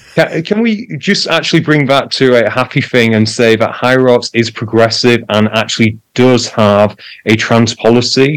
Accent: United Kingdom; I'm British

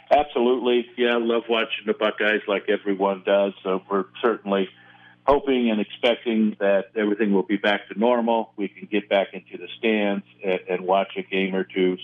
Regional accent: Ontario, Ohio, United States; also born or lived in Mansfield, Ohio; I was born in Mansfield, and we lived in Mansfield for just a couple years and then later moved to Ontario

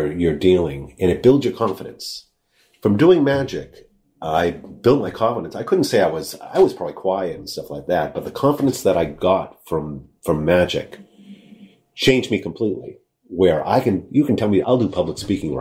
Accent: New England, United States; I grew up in New England

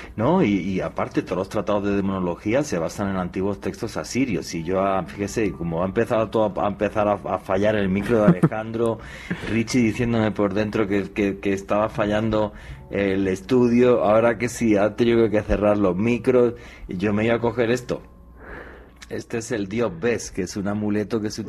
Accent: Spain; en mi país, en España

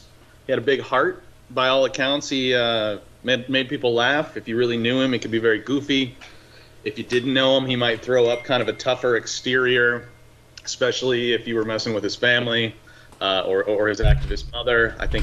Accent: Indianapolis, Indiana, United States; also born or lived in Chicagoland, Illinois; I grew up a little in Chicagoland and mostly just outside of Indianapolis.

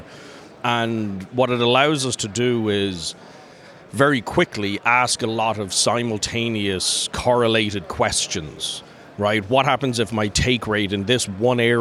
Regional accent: Dublin, Leinster, Ireland; moved away as an adult; also born or lived in North Carolina / New York / Orcas Island, Washington; I'm originally from Dublin, from Ireland.

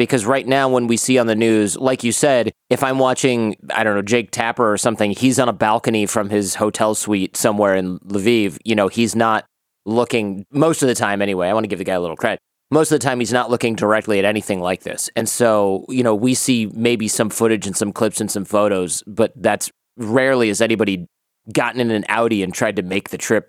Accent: Michigan, United States; I grew up in Michigan

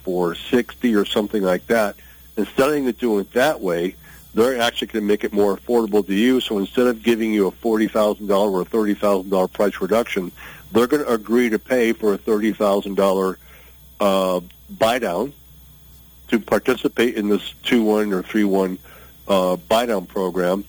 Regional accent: Michigan, United States; moved away; I grew up in Michigan

